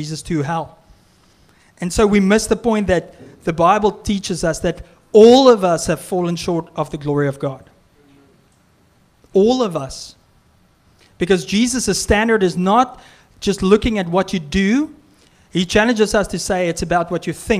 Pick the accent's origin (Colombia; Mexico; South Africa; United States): South Africa; now in Canada; I'm from South Africa